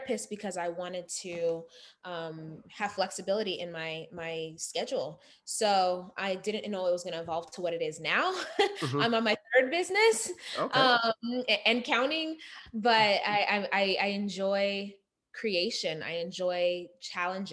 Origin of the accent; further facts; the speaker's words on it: Las Vegas, Nevada, United States; also born or lived in Uganda; I was born in Uganda but raised in Las Vegas